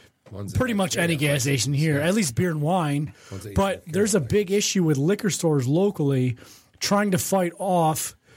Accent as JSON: {"language": "English", "region": "Michigan", "country": "United States", "accent": "Michigan", "said": "There's my Michigan accent."}